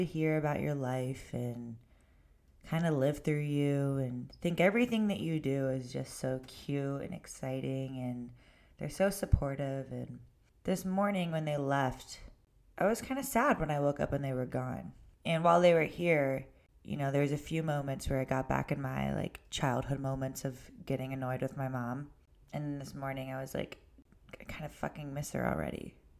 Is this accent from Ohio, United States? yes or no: yes; Ohio, United States; It wasn't until after college, I moved only an hour away from my hometown to Cleveland.